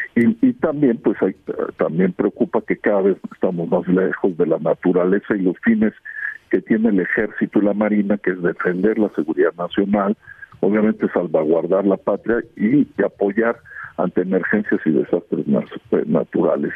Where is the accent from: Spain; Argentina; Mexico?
Mexico; como muchísimos mexicanos